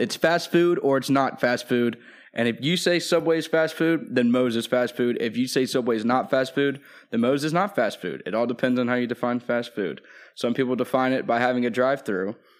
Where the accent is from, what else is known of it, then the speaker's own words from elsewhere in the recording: Atlanta, Georgia, United States; I was born in Atlanta